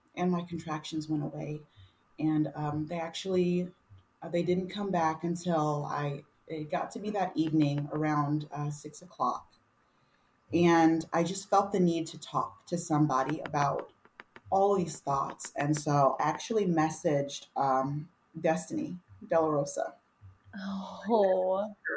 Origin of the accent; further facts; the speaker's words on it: Texas, United States; moved away; my hometown in Texas, I grew up with her